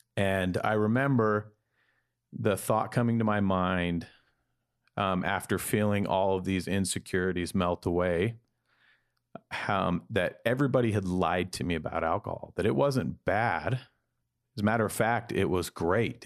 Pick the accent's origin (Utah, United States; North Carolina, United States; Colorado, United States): Utah, United States; Salt Lake City; I grew up in Salt Lake City, Utah, in a large Mor-, Mormon family.